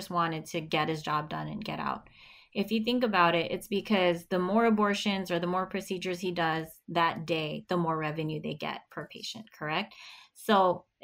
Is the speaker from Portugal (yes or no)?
no; Philippines; now in United States; I'm Filipino, and our people have to go in other countries in order to work